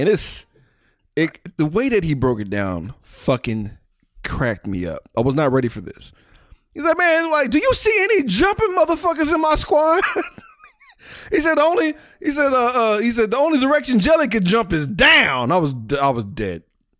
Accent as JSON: {"language": "English", "town": "New Orleans", "region": "Louisiana", "country": "United States", "said": "I'm from New Orleans, nigga."}